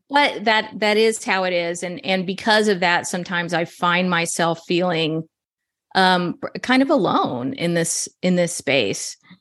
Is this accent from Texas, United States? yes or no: yes; Texas, United States; I'm from Texas